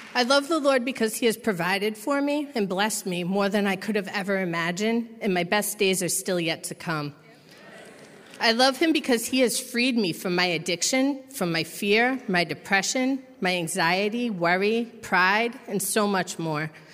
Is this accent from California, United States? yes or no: no; Massachusetts, United States; I'm from Massachusetts